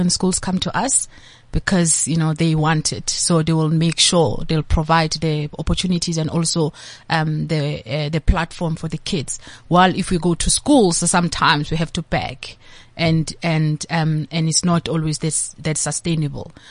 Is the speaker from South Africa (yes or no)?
yes; Diepsloot, Gauteng, South Africa; English is a second language; So I am a child from Diepsloot